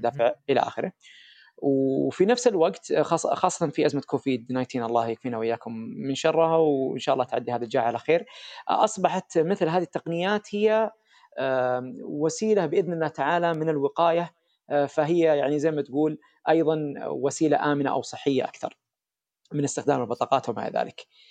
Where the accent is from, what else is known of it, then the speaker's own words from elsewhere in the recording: Saudi Arabia; احنا عندنا في السعوديه